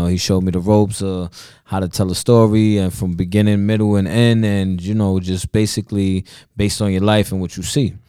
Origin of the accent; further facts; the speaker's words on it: Bronx, New York, United States; I'm Puerto Rican